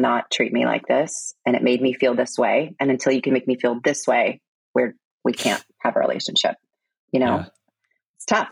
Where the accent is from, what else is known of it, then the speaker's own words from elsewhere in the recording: Stone Mountain, Georgia, United States; accent: American; also born or lived in Korea / San Diego; now in Florida, United States; I grew up in Georgia, Stone Mountain, where they use the N-word a lot.